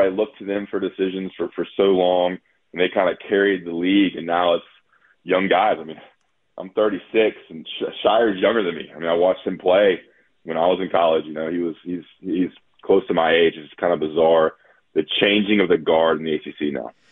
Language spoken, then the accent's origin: English; Greensboro, North Carolina, United States; Greensboro's my hometown where they hold the tournament